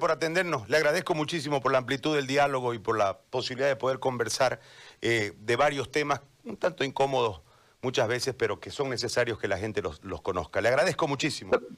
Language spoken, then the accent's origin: Spanish; Santa Cruz, Bolivia